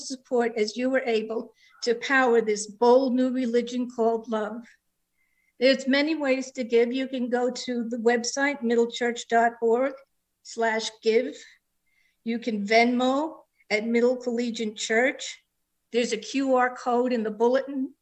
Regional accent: New York, United States; accent: New York; now in Tucson, United States; I live in Tucson, Arizona. If you hear a bit of an accent, that's because I was born in New York and it never goes away

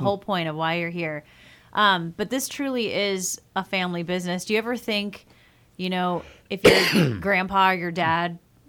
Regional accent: South Carolina, United States; growing up in South Carolina, the center of all of our family gatherings, it all had to do with food.

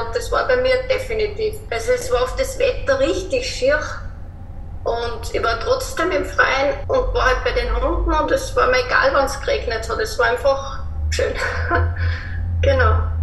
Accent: Linz, Upper Austria, Austria; Ich komme aus Österreich, aus Linz

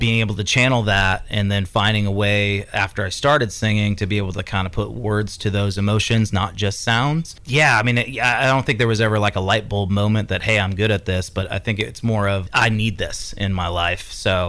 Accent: California, United States; Yeah, I moved out here from Northern California a few years ago.

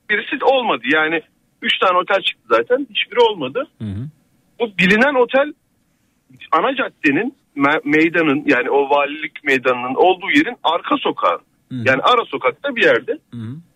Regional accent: Eynesil, Giresun, Turkey; moved away; aslen Giresunluyum bu arada ben.

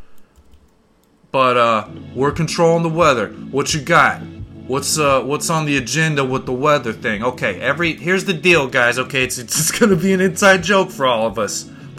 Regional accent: Midwest, United States; I grew up in the Midwest

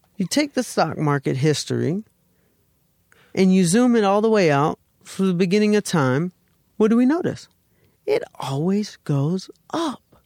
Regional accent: the South, United States; moved away as an adult; now in California, United States; I'm from the South

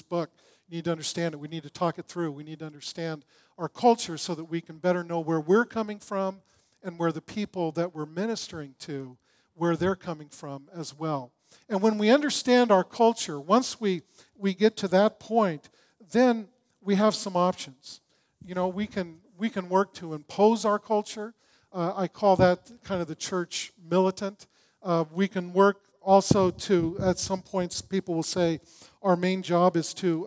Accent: Long Beach, California, United States; I grew up in Long Beach

